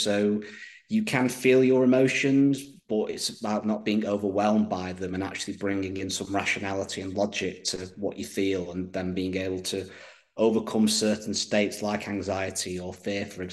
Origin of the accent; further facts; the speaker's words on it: United Kingdom; being British myself